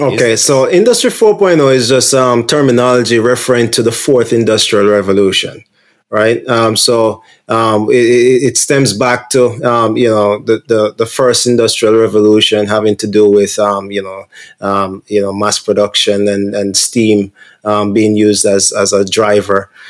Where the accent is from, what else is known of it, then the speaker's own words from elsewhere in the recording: Jamaica; moved away; I'm from Jamaica originally.